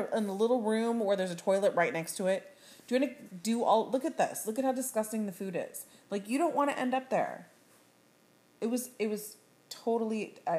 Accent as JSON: {"language": "English", "town": "Sacramento", "region": "California", "country": "United States", "said": "I am from Sacramento."}